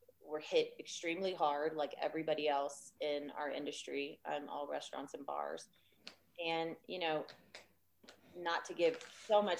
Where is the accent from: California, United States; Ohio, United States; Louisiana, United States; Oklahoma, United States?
Louisiana, United States; now in Austin, United States; I'm from Louisiana